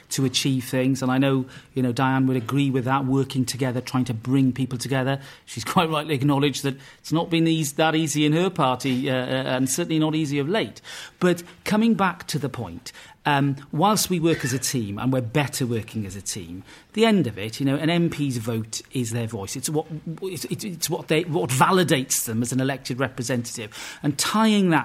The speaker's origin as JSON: {"language": "English", "region": "Wales", "country": "United Kingdom", "said": "As a Welshman"}